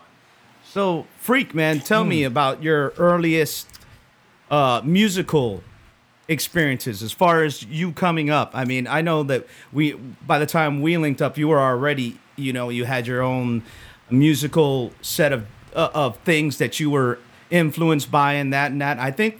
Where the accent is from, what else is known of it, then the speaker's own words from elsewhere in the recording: Miami Beach, Florida, United States; I grew up in Miami